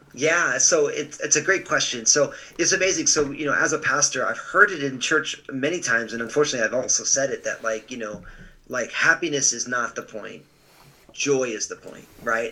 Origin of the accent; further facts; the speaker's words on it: New Jersey, United States; moved away as an adult; also born or lived in Pacific Northwest; moved out to uh, what they called the boondocks of New Jersey, which it isn't that anymore. Uh, and so, but I just grew up in a big, loving, all Italian family